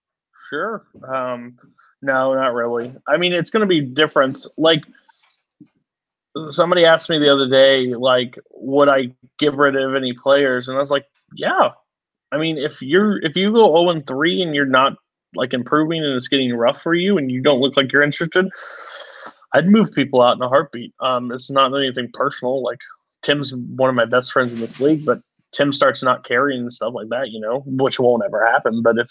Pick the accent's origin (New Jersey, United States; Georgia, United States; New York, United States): New York, United States; Brooklyn; I'm from Brooklyn.